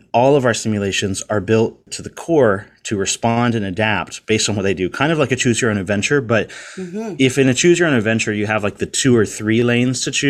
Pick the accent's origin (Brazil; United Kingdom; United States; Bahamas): United States; Virginia Beach, Virginia; I grew up in Virginia Beach, Virginia.